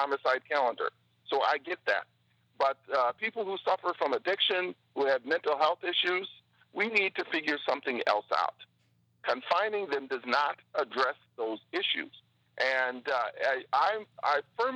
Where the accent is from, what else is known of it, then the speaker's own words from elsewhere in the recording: Milwaukee, Wisconsin, United States; Growing up in Milwaukee as an African-American